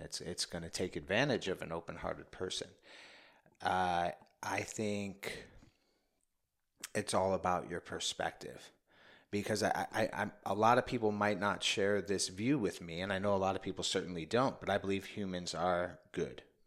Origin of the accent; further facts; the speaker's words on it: New York City, New York, United States; I grew up in the Bronx